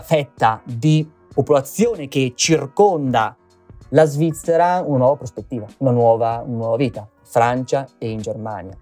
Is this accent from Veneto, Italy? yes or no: yes; Veneto, Italy; io sono veneto di origine